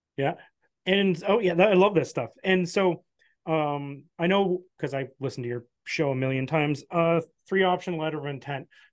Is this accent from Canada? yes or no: yes; Canada